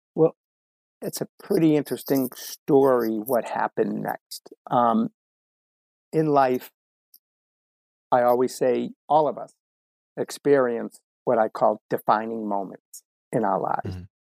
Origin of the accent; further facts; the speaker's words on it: Medford, Massachusetts, United States; growing up in the Boston area, um, you know, it's very it's very sports minded, crazy part of the country